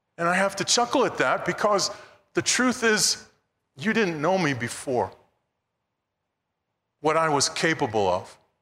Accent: New York City, New York, United States; growing up in Brooklyn, New York, there were really only two religions that were there

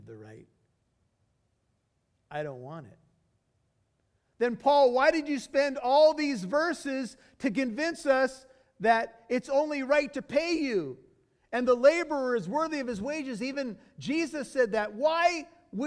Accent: United States; being an American with white skin

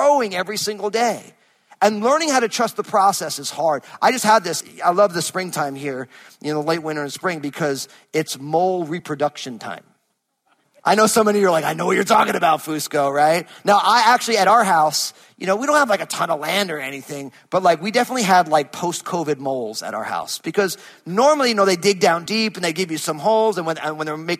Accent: New Jersey, United States; moved away; I'm from New Jersey.

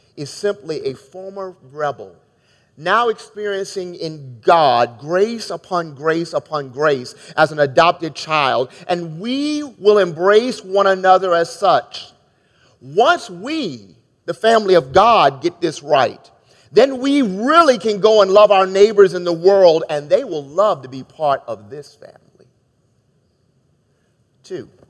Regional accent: Maryland, United States; moved away as an adult; now in Chicago, United States; growing up in Maryland

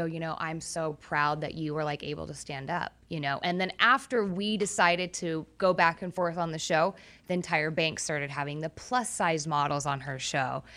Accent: Orange County, California, United States; I grew up in Orange County

